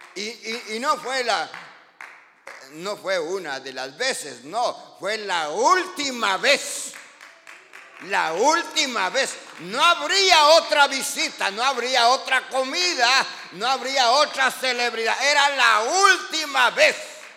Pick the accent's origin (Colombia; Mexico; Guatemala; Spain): Guatemala; los que somos de Guatemala